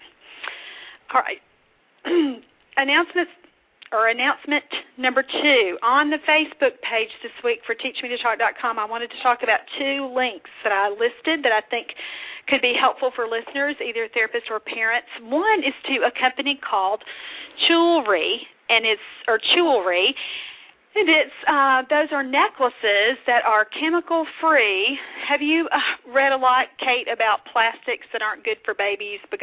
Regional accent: Kentucky, United States; that's my home state convention

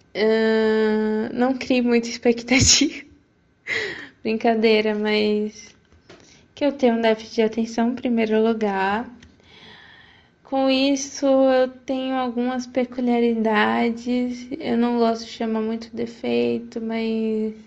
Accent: Feira de Santana, Bahia, Brazil; sou de Feira de Santana

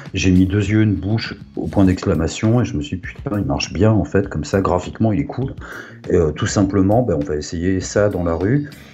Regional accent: Puteaux, Île-de-France, France; je viens de, euh, du Pont Puteau, dans un HLM modeste

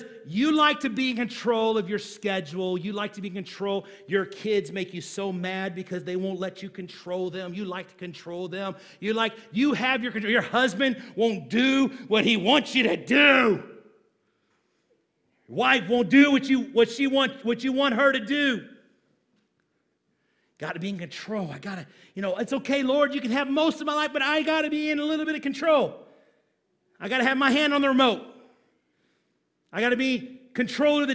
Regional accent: United States; we as American Christians

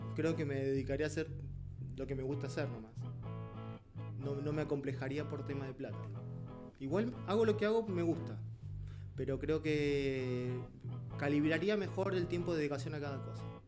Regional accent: Villa Carlos Paz, Córdoba, Argentina; moved away as an adult; now in Santiago, Chile; Yo soy de Córdoba, en particular soy de una ciudad que se llama Villa Carlos Paz, que es como turística. Y de nací ahí, mm, estudié ahí

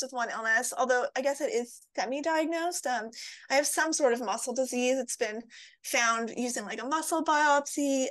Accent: Montreal, Quebec, Canada; now in Toronto, Canada; I'm originally from Montreal, Quebec, but I live in Toronto, Ontario, Canada

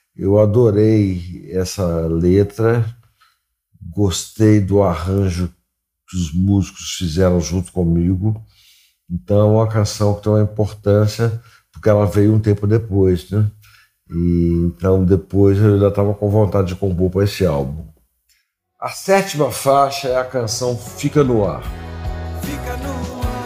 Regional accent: Belo Horizonte, Minas Gerais, Brazil; eu sou de Belo Horizonte

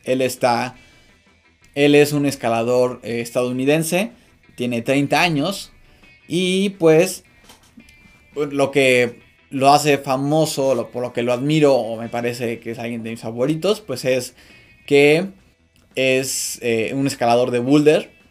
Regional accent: Mexico

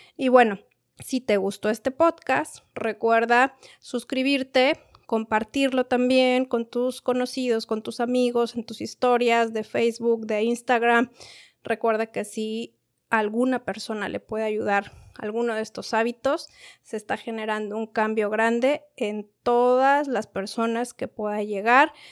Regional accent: Mexico; yo soy de México

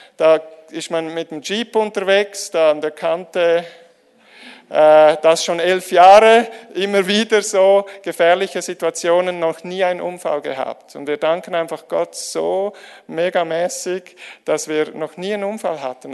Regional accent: Switzerland; die Schweizer, wir

